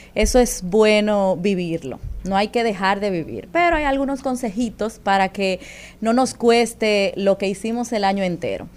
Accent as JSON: {"language": "Spanish", "country": "Dominican Republic", "said": "Nosotros tenemos como dominicanos"}